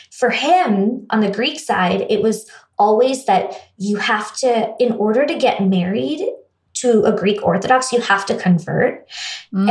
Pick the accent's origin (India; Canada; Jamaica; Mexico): India; also born or lived in United States; now in Los Angeles, United States; growing up in India